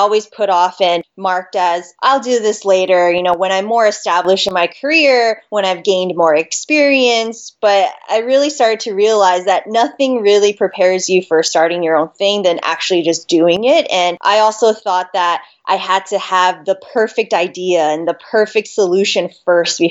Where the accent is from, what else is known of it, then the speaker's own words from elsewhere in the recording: Las Vegas, Nevada, United States; also born or lived in Hawaii; I was born in Hawaii and then grew up in Vegas